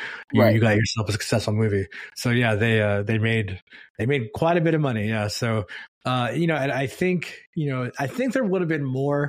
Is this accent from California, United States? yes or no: yes; California, United States; I mean, we're all from Silicon Valley.